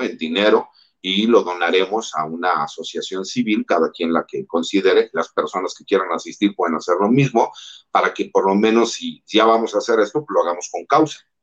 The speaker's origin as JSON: {"language": "Spanish", "country": "Mexico", "said": "como mexicanos, más del ambiente donde yo vengo, que es el ambiente militar"}